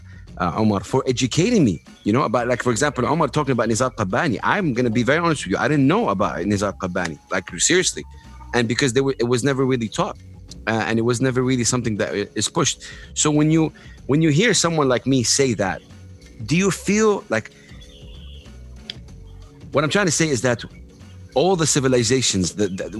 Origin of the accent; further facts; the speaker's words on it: Saudi Arabia; I'm from Saudi Arabia